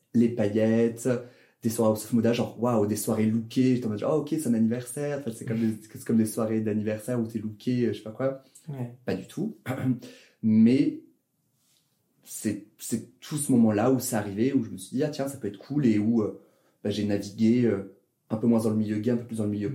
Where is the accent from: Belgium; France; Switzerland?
France; Toulouse, Occitania; moved away as an adult; also born or lived in Grenoble; now in Paris, France; Je suis né à Toulouse, dans le sud de la France